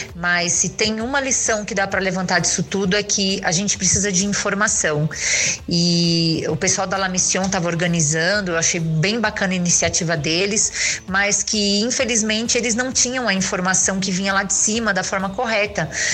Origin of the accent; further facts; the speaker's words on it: São Paulo, Brazil; eu sou de São Paulo